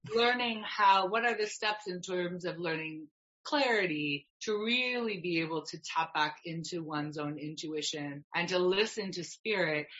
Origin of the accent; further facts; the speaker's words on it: Canada; I'm Canadian, I love being Canadian